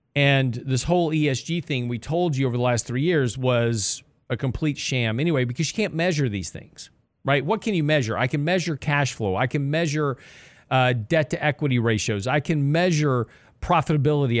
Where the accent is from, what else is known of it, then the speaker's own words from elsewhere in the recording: Lake Jackson, Texas, United States; I grew up in Lake Jackson, right on the coast of, uh, Texas, which is down by Freeport